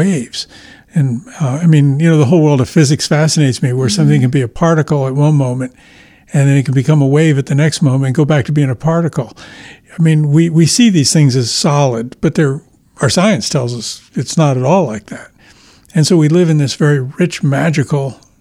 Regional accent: Ireland; being Irish myself

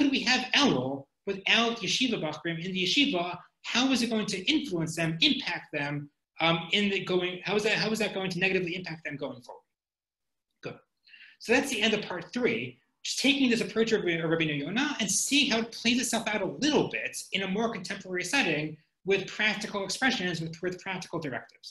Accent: United States; I'm an American

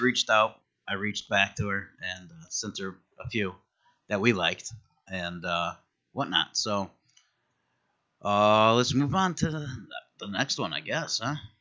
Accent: Connecticut, United States; we're, we're originally from Connecticut

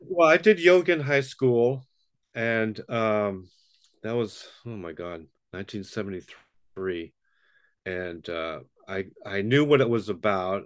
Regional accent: New York City, New York, United States; moved away; I grew up in Brooklyn, New York

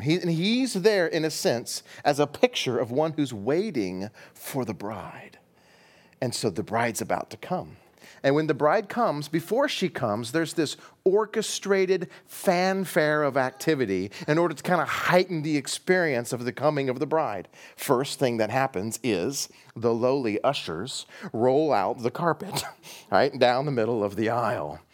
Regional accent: United States; we're in the West. We're American.

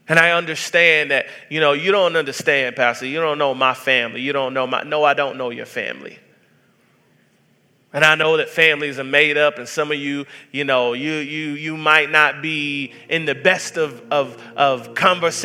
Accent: Atlanta, Georgia, United States; I grew up in Section 8 housing in the hoods of Atlanta, Georgia

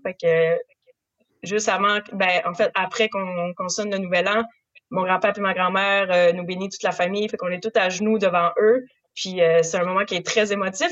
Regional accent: Saint-Siméon, Quebec, Canada; je suis née en Gaspésie, fait que j'ai toujours porté de la Gaspésie euh, en dedans de moi

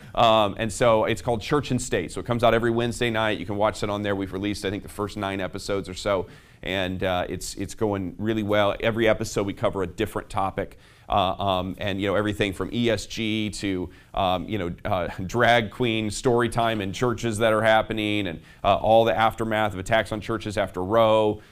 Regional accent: South Bend, Indiana, United States; I'm from South Bend, Indiana

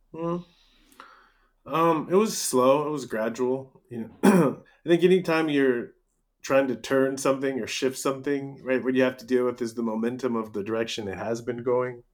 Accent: United States; growing up in America

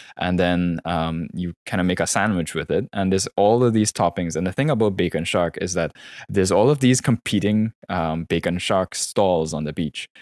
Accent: Trinidad & Tobago; moved away as an adult; also born or lived in Florida / Vancouver; born and raised in Trinidad, um, you know, till I was around nineteen, left there for college, you know, doing my undergrad in Florida

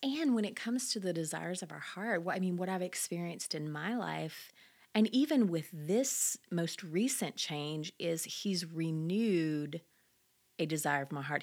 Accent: Louisiana, United States; moved away; I'm originally from Louisiana

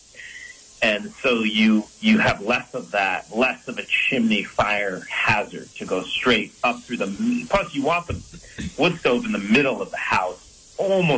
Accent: Brighton, New York, United States; now in Vermont, United States; I grew up in the Empire State. I'm from Rochester, New York, originally, outside of Rochester, Brighton.

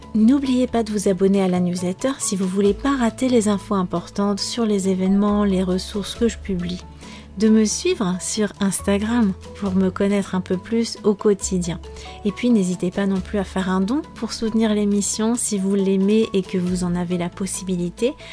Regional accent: France; moved away as an adult; also born or lived in Cáceres, Spain / Portugal; Je viens des pays de la Loire et de la Bretagne

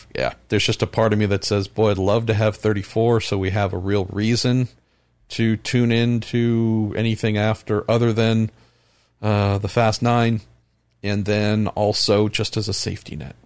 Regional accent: California, United States; here in my home state of California

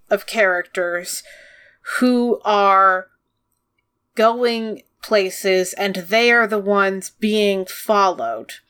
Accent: United States; we're American.

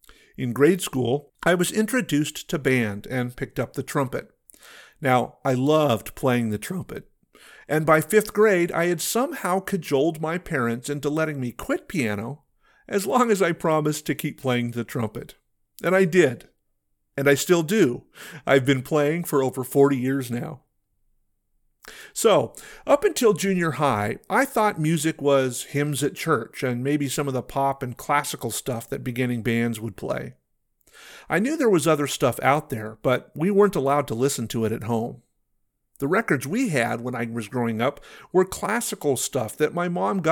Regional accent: Pacific Northwest, United States; also born or lived in La Paz, Bolivia / Peru; I was born in La Paz, Bolivia, and lived in a small city in Peru until I was about 5. Then, my parents became pastors, and we lived in a couple of different cities in the beautiful Pacific Northwest

